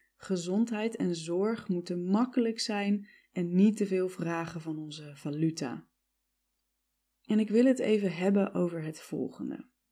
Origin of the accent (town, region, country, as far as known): Netherlands; also born or lived in United States